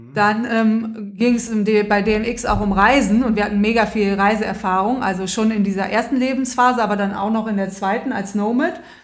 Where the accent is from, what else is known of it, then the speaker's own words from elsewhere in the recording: Rhineland, Germany; Ich komme auch aus dem Rheinland